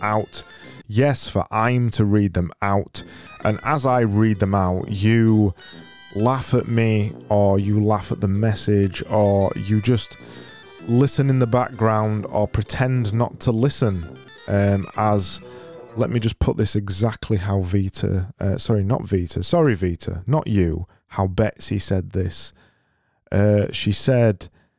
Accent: Yorkshire and the Humber, United Kingdom; we're from Yorkshire.

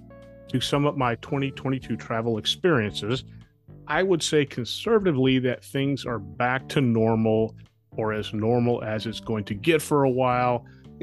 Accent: Dallas, Texas, United States; born there; I was born in Dallas, Texas, and have lived there twice

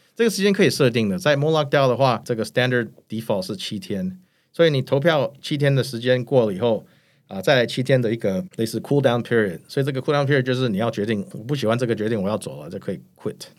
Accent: United States; moved away as an adult; now in Taiwan; 我在美国长大过

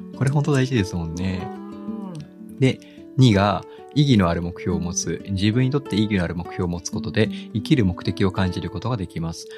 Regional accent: Kagoshima, Japan; moved away; 僕、もともと鹿児島出身なので

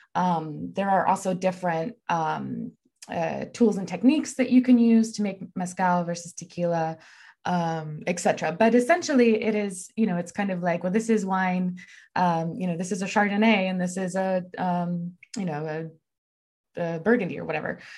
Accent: Texas, United States; I'm from Texas

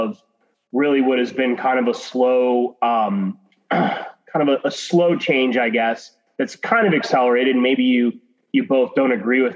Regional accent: Arizona, United States; I grew up in Arizona

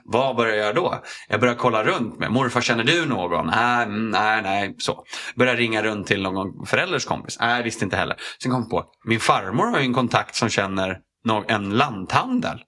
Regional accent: Strängnäs, Södermanland, Sweden; moved away as an adult; jag flyttade dit när jag var ett och sen så flyttade jag därifrån när, eh, ja, vad var jag, 19

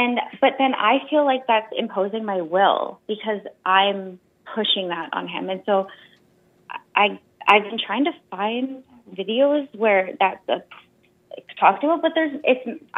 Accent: Canada; I'm from Canada

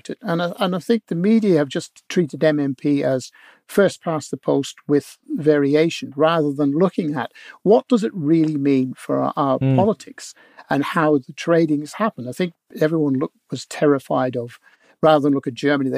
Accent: Northern Ireland, United Kingdom; now in New Zealand; I was born in Northern Ireland.

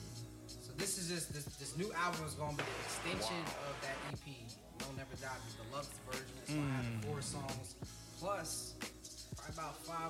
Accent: Trenton, New Jersey, United States; also born or lived in Ewing, New Jersey / Baltimore; from a small town, 7 square miles, small town called Trenton, New Jersey. It's the capital of New Jersey. And, you know, born and raised. Shout out to Ewing, too, because I spent a lot of time in Ewing.

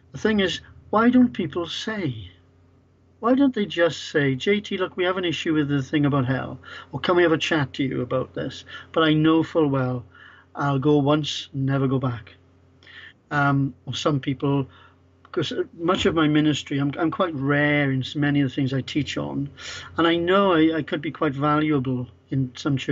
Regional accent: Wales, United Kingdom; I'm Welsh as well

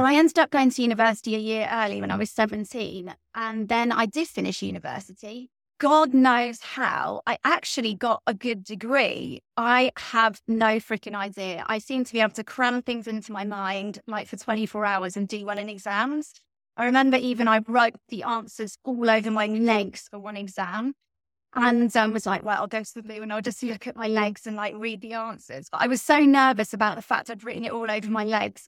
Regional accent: Stratford-upon-Avon, West Midlands, United Kingdom; moved away; I am English, from right in the middle of England, a little town called Stratford-upon-Avon

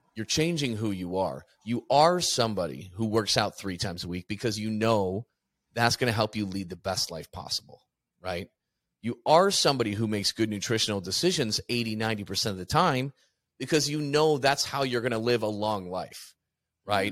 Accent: Midwest, United States; moved away as an adult; also born or lived in Chicago, Illinois; now in Phoenix, United States; I'm from the Midwest.

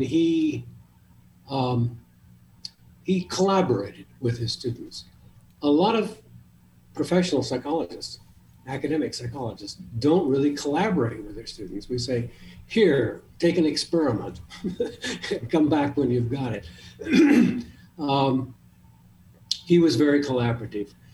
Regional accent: El Paso, Texas, United States; also born or lived in Michigan; now in Tucson, United States; I grew up in El Paso, Texas

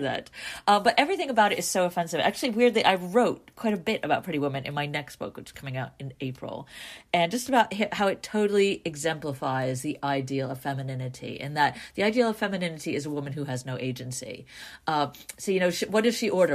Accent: New York, United States; growing up in New York

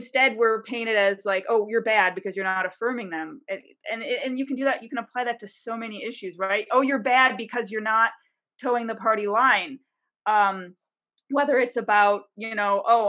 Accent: Detroit, Michigan, United States; now in Washington, D.C., United States; I'm from Detroit, I live in DC right now

